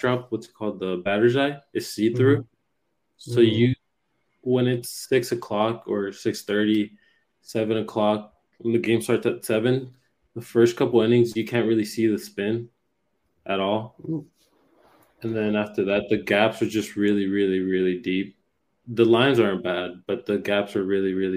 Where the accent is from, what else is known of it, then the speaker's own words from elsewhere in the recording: United States; also born or lived in Puerto Rico; I grew up over here in the States